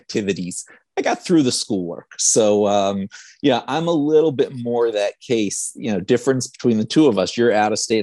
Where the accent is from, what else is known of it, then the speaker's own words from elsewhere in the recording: Richmond, Virginia, United States; moved away as an adult; now in Israel; I grew up in Richmond, Virginia